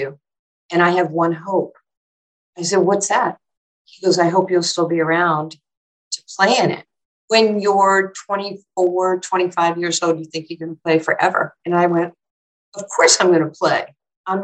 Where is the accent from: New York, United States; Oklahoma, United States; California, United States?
New York, United States; I was from New York and this is like how I talk